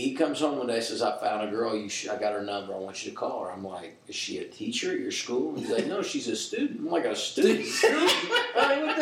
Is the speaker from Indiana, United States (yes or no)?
yes; Indianapolis, Indiana, United States; I grew up in Indianapolis, and I did 6 Indy 500s on the radio.